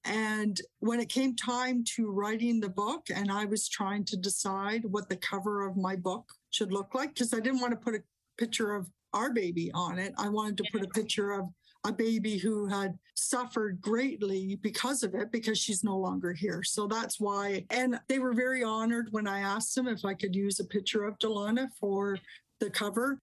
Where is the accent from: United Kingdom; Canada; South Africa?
Canada; I'm Canadian.